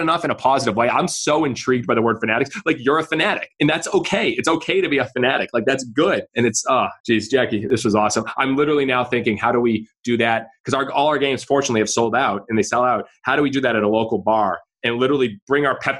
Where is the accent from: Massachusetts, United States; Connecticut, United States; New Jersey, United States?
Massachusetts, United States; Boston; I'm from New England. Don't hold it against me. I'm from Boston.